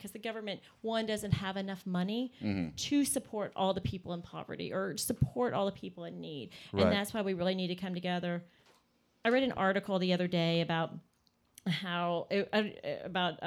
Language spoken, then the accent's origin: English; Shreveport, Louisiana, United States; moved away; I'm originally from Shreveport, Louisiana